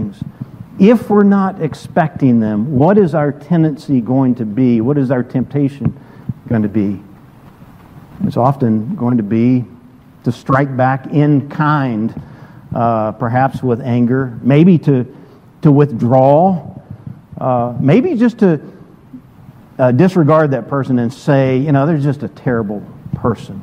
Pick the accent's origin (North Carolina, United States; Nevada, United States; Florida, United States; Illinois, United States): North Carolina, United States; Brevard; moved away; I grew up in Brevard, attended a good-sized Methodist church growing up